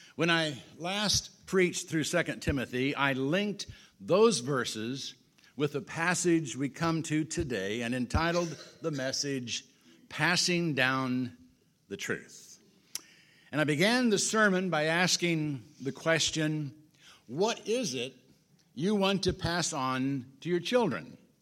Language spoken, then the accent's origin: English; Illinois, United States; also born or lived in Washington, Kansas; Marilyn and I came to Washington from Illinois forty-seven years ago as newlyweds